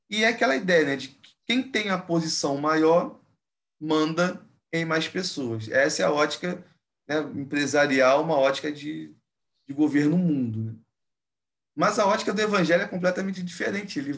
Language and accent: Portuguese; Rio de Janeiro, Brazil; E aí, como um bom carioca, a gente tem uma, uma gíria aqui que a gente fala, né?